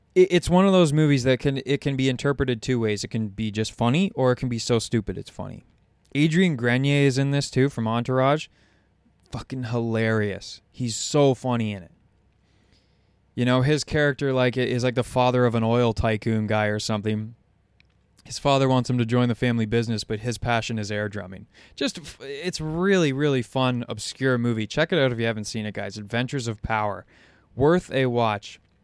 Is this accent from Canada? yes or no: yes; Canada; as a Canadian. Like I was born in the same hospital as the guy.